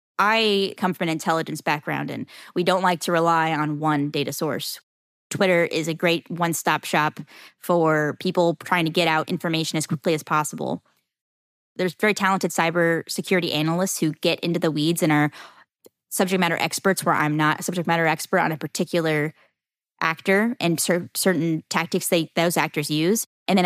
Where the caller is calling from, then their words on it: Jacksonville, Florida, United States; Jacksonville, Florida.